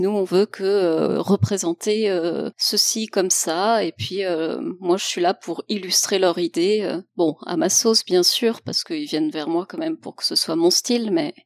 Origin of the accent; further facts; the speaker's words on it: Lyon, Auvergne-Rhône-Alpes, France; also born or lived in Strasbourg; une illustratrice euh, originaire de Lyon. Enfin, je suis basée à Lyon aussi, même si j'ai fait mes études à Strasbourg, mais je suis revenue à Lyon